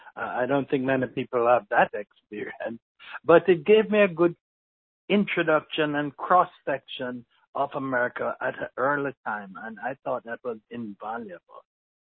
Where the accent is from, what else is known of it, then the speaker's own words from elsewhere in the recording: Kingston, Jamaica; moved away as an adult; also born or lived in Mandeville, Jamaica; now in United States; I grew up in Kingston, went to KC for 3 years, and then we moved to Mandeville. And so I finished my high school at Manchester High School.